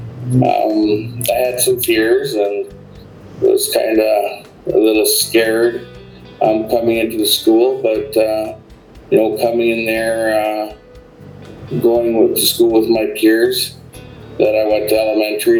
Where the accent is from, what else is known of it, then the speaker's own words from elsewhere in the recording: Medicine Hat, Alberta, Canada; I'm from Medicine Hat, and I went to McCoy High School in 1989